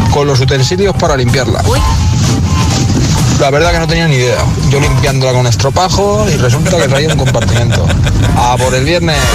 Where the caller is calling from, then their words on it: Valencia, Valencian Community, Spain; de Valencia.